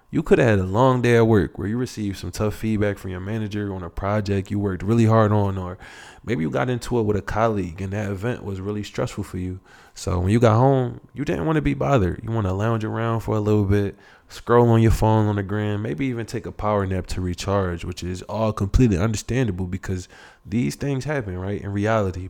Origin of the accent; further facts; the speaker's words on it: United States; someone like myself that never grew up in Africa. Um, I was born here in the United States.